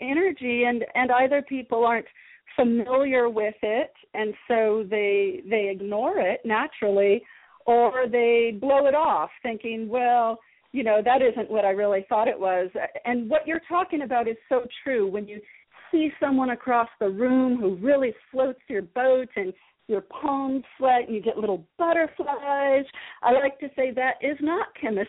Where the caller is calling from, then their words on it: San Diego, California, United States; I'm joining you from San Diego, California, and I'm super happy to be here